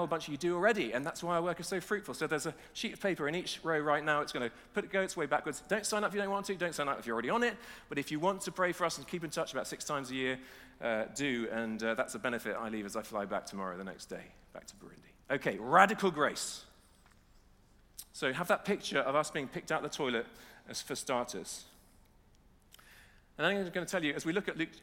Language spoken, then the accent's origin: English; Nottingham, East Midlands, United Kingdom; we're from Nottingham